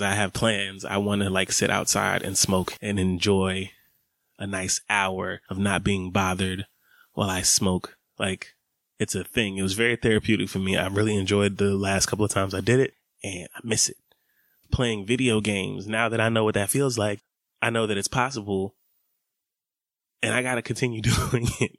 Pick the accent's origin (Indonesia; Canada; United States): United States; Atlanta, Georgia; growing up in Atlanta, summers is hot.